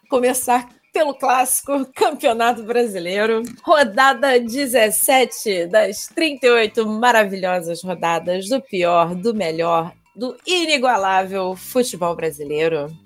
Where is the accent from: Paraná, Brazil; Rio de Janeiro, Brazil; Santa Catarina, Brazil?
Rio de Janeiro, Brazil; carioca e flamenguista